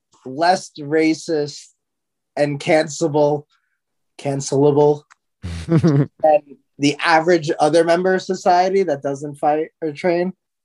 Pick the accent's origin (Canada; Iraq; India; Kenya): India; I'm Indian, but if somebody thought I was Pakistani, like I wouldn't take like, oh my God